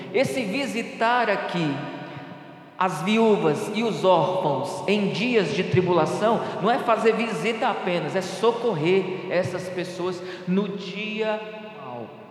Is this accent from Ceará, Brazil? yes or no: yes; Ceará, Brazil; eu sou nordestino, sou cearense, a cabeça não nega, né? Eu sou cearense